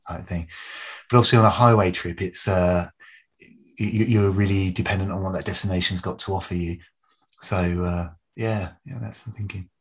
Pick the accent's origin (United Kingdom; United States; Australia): United Kingdom; moved away as an adult; now in Canada; I'm British by birth, but I'm a I've, you know, I've lived in very happily and, and proud Canadian now for 14 years